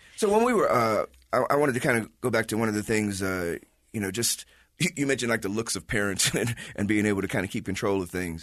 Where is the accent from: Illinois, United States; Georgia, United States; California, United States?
Illinois, United States; Chicago; now in Utah, United States; from the Midwest like myself as a Chicagoan.